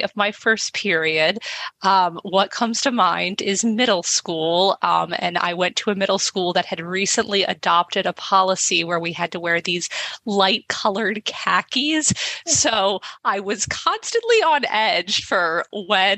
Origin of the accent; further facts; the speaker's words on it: Baltimore, Maryland, United States; I grew up in Baltimore, Maryland